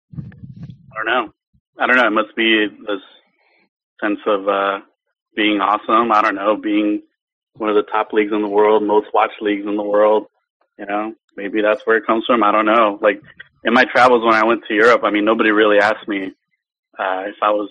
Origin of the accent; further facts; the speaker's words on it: Mexico City, Mexico; moved away; I was born in Mexico City, lived there